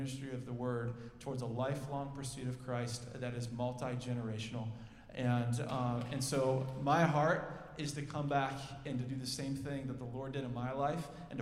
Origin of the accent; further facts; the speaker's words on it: Minnetonka, Minnesota, United States; I grew up in the West Metro in Minnetonka